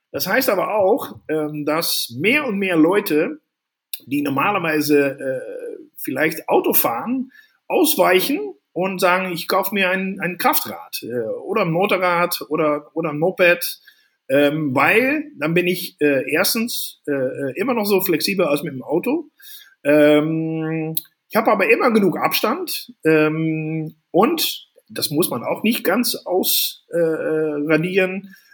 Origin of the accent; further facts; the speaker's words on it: Netherlands; now in Germany; ich bin ja Holländer in Deutschland, fühle mich aber mehr Deutscher als Holländer.